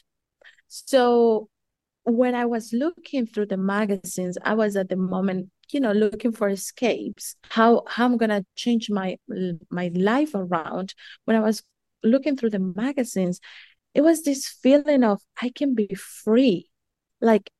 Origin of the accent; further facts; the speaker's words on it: Colombia; moved away; also born or lived in United States / New Zealand; I'm originally from Colombia